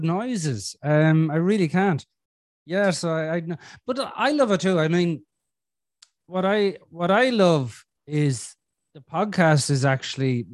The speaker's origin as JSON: {"language": "English", "country": "Ireland", "said": "I'm Irish. We're a bit different over here."}